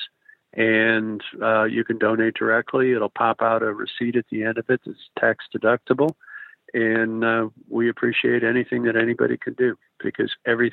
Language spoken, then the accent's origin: English; Chicago, Illinois, United States; moved away; I'm from Chicago